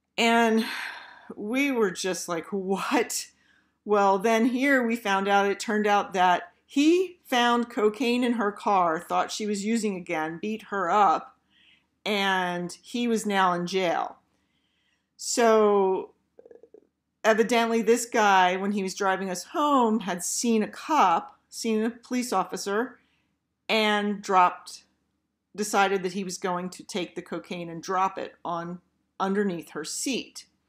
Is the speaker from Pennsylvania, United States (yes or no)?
yes; Philadelphia, Pennsylvania, United States; we're from Philly